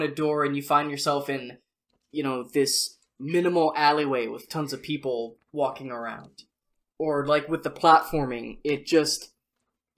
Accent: the Northwest, Pacific Northwest, United States; growing up in the Northwest

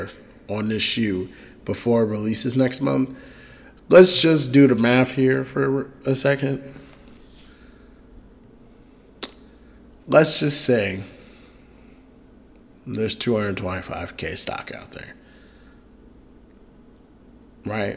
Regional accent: Chicago, Illinois, United States; it's my hometown team, the Bears

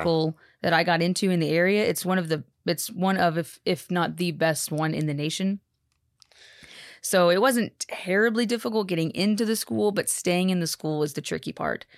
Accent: Texas, United States; also born or lived in Haiti; born in Texas, born and raised in Texas.

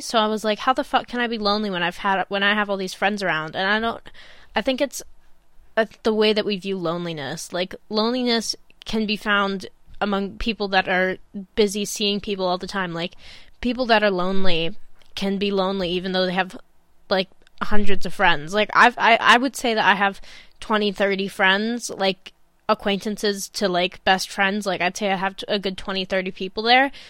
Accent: Illinois, United States; moved away as an adult; now in Manchester, United Kingdom; some life back in my hometown, in Illinois

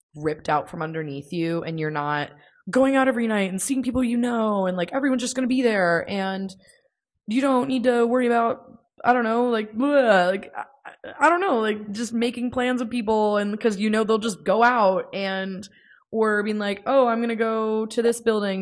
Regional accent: United States; I don't really know a lot of, um, other languages, and many Americans don't, um, partially because of our school system

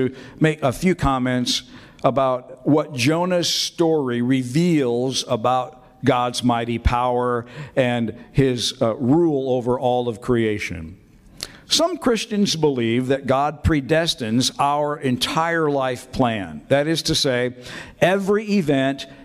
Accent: Peoria, Illinois, United States; moved away as an adult; now in Peoria, United States; my wife Tina and I returned to my hometown of Peoria

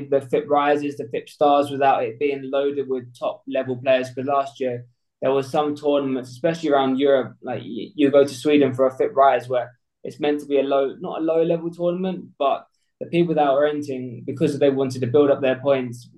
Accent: Essex, East of England, United Kingdom; I'm 24 years old from Essex.

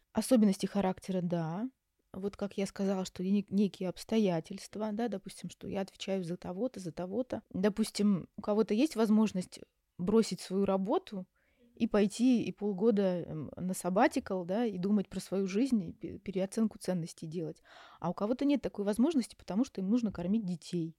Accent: Yaroslavl, Yaroslavl Oblast, Russia; moved away as an adult; also born or lived in Moscow; now in Istanbul, Turkey; я сама родом из Ярославля, закончила наш психфак, Ярославский

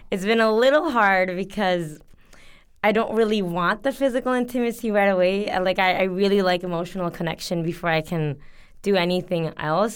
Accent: Canada; moved away as an adult; also born or lived in Bangladesh; now in South Korea; I'm from Canada

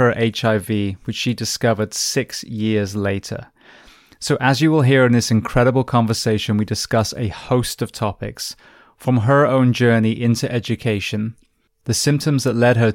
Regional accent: England, United Kingdom; now in United States; the UK, where I'm from originally

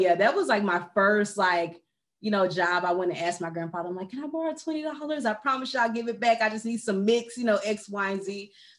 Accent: Dallas, Texas, United States; I am from Dallas, born and raised here in Texas.

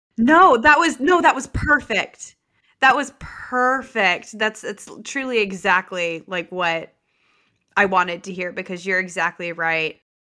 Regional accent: Lubbock, Texas, United States; I was born and raised in Lubbock.

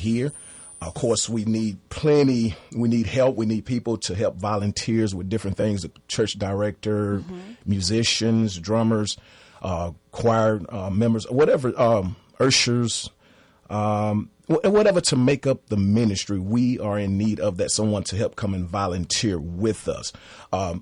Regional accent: Mobile, Alabama, United States; moved away as an adult; now in Atlanta, United States; I'm from Mobile, Alabama originally

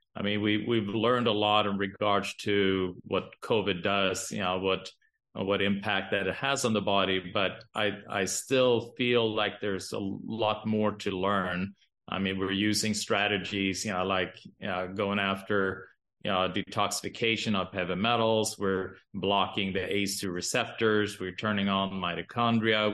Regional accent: Sweden; now in Boise, United States; I'm, I'm from Sweden

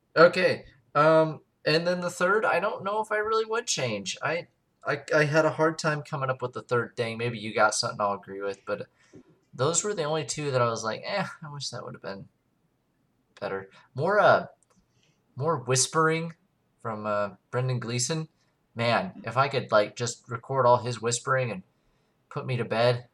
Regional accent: United States

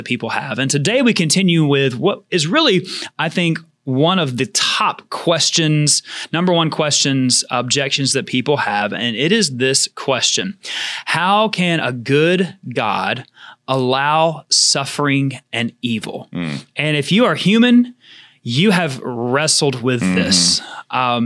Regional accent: Georgia, United States; also born or lived in Florida panhandle; now in Florida, United States; growing up in Georgia

